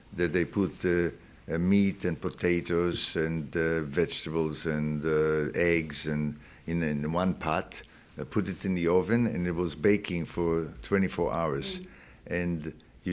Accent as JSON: {"language": "English", "town": "Tel Aviv", "region": "Tel Aviv District", "country": "Israel", "tie": "born or raised there", "said": "I was born in Tel Aviv, Israel"}